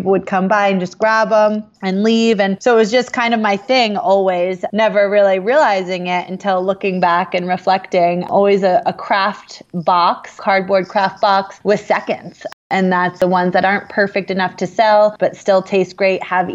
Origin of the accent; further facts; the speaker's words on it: Vermont, United States; also born or lived in New Jersey; we moved from New Jersey to Vermont in 91, I was 6 years old